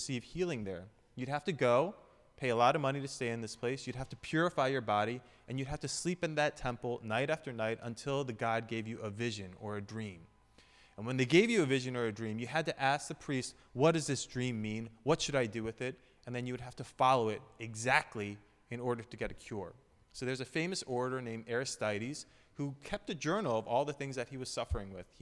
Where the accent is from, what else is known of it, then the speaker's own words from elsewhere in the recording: Philadelphia, Pennsylvania, United States; we're from Philly